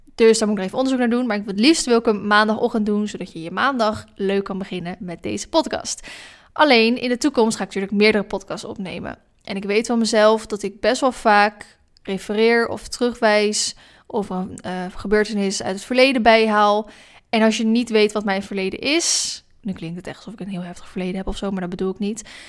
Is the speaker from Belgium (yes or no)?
no; Maassluis, South Holland, Netherlands; moved away as an adult; also born or lived in Vlaardingen / Dronten; now in Ede, Netherlands; Ik ben geboren officieel in Vlaardingen. Ik heb 19 jaar van mijn leven in sluis gewoond. Dat is een stadje eh, tussen Hoek van Holland en Rotterdam in.